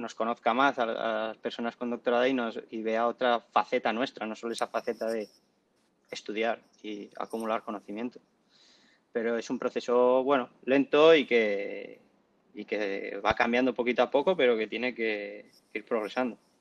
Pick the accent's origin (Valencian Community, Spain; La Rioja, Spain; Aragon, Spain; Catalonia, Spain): La Rioja, Spain; soy de La Rioja